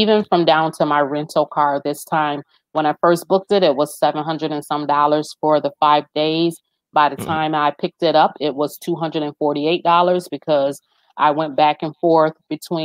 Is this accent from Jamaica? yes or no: yes; Jamaica; we are Jamaican